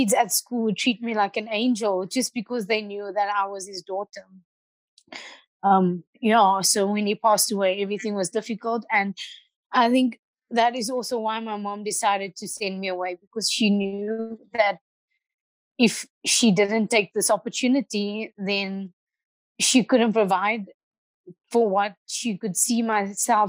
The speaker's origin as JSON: {"language": "English", "town": "Port Elizabeth", "region": "Eastern Cape", "country": "South Africa", "tie": "born or raised there", "said": "I grew up in Boysen's Park. I started judo in Boysen's Park."}